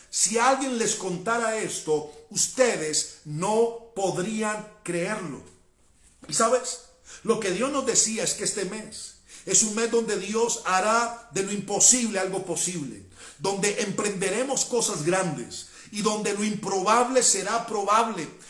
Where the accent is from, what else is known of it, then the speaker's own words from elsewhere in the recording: Cali, Valle del Cauca, Colombia; yo soy caleño